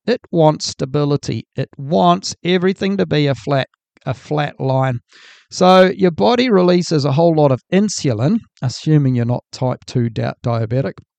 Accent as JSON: {"language": "English", "country": "New Zealand", "said": "I'm from New Zealand"}